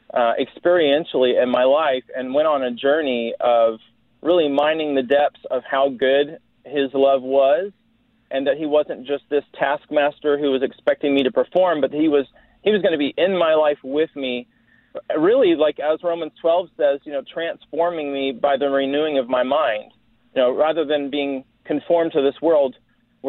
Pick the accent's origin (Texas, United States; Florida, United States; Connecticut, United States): Texas, United States; Dallas; I'm a Texan. I was raised in the Dallas area, different places around Texas mostly